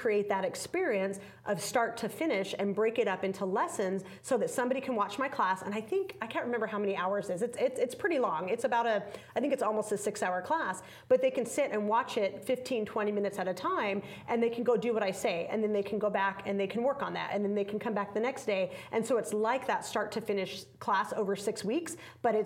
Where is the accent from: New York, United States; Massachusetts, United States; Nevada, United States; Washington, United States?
Nevada, United States; Las Vegas; I'm from Las Vegas, and when I first started teaching in Las Vegas many years ago